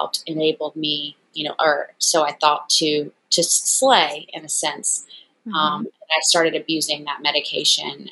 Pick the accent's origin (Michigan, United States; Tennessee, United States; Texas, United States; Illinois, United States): Tennessee, United States; Memphis; moved away as an adult; also born or lived in New York City; I am originally from Memphis, Tennessee. I moved to New York to get my master's in fashion photography